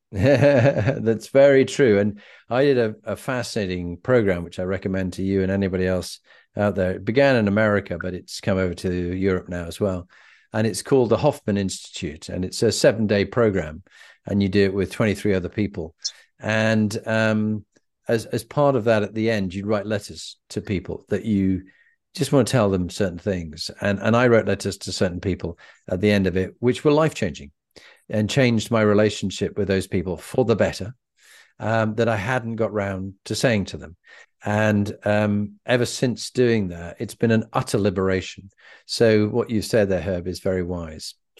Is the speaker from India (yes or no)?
no; England, United Kingdom